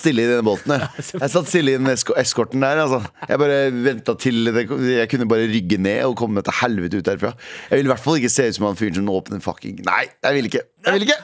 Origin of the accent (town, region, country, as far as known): Norway